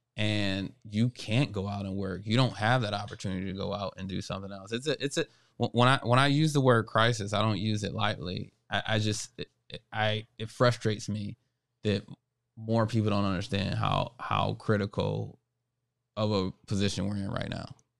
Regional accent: Buffalo, New York, United States; growing up here in Buffalo, that is what really made me who I am today

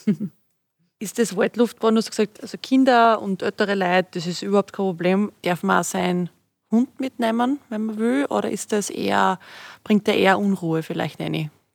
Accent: Styria, Austria; now in Upper Austria, Austria; als Steirerin da in, in Oberösterreich, als Zurgroste

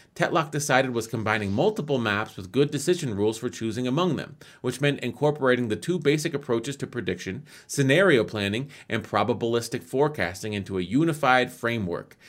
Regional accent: United States; I'm an American.

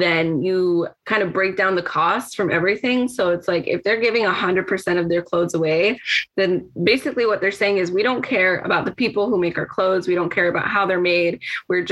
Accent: Mexico; moved away; when I grew up in Mexico in a very poverty heavy environment

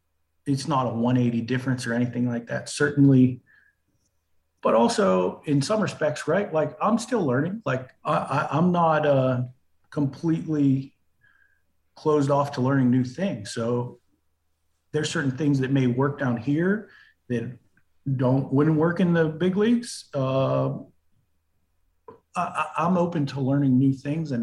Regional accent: Pittsburgh, Pennsylvania, United States; PNC is, you know, my hometown stadium

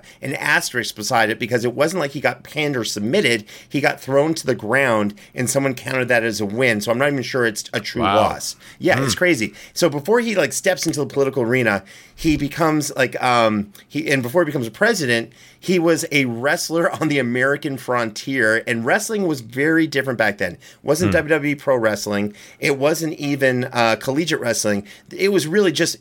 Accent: Canada; I'm from Canada.

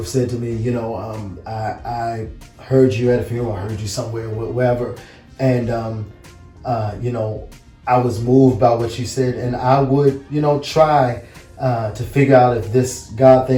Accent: Baltimore, Maryland, United States; also born or lived in Washington, D.C.; born in D.C., raised in Baltimore

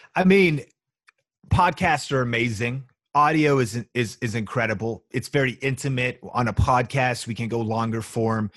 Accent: Marysville, Washington, United States; moved away as an adult; also born or lived in Seattle / Las Vegas; people like me from a small town with no media connections, college dropout, you know, n, nobody in my family was in Hollywood or na, you know what I mean? Like, nobody was did, doing anything of the sort of thing I'm do, now a million subscribers and I'm from Marysville, Washington

